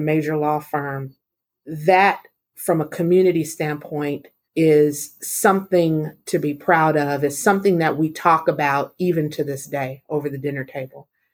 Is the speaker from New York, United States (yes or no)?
no; San Diego, California, United States; I grew up in San Diego in a single parent household